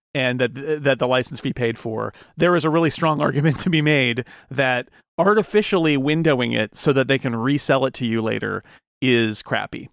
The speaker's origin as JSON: {"language": "English", "country": "United States", "said": "as, as an American"}